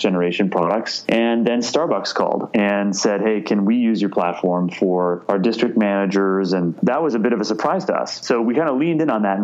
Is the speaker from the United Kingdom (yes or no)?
no; Canada; now in United States; being Canadian